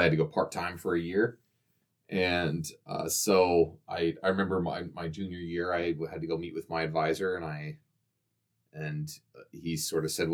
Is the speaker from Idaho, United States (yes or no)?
yes; Coeur d'Alene, Idaho, United States; moved away as an adult; also born or lived in Missoula, Montana; I grew up in Coeur d'Alene. And I was born and raised there. So I lived there all the way till I graduated high school